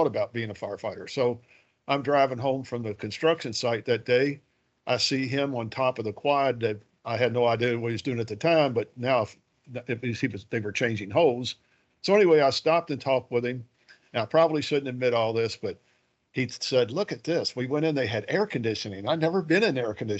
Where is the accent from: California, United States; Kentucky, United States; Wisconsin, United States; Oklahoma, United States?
Kentucky, United States; Louisville; I'm from Louisville. I grew up on the west side of the city of Louisville